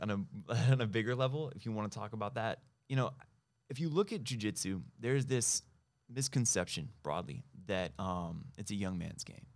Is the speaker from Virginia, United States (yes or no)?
no; Ojai, California, United States; also born or lived in Bay Area; now in Los Angeles, United States; I was born in L.A. Uh, I went to high school in a small town up the coast called Ojai